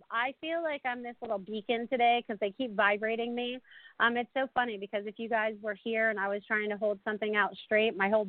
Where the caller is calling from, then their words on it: South Florida, United States; calling from South Florida.